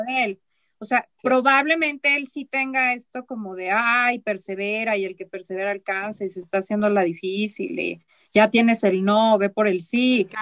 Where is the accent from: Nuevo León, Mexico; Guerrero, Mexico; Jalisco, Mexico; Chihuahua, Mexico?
Chihuahua, Mexico; moved away as an adult; also born or lived in Mexico City; yo soy de Chihuahua, ¿no? Allá la gente somos como muy claros